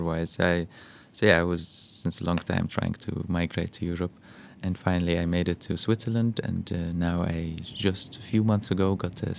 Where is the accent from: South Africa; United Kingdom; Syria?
Syria; Golan Heights; English is a second language; And uh, because we grew up in the Golan Heights and we're stateless, we have no passports, Rami and I, back then.